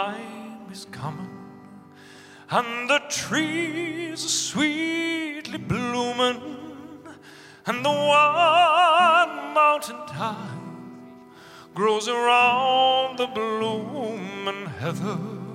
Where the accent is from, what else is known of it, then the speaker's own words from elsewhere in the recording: Ireland; now in United States; We as Irish feel very connected to this because I suppose we know what it's like to be an occupied country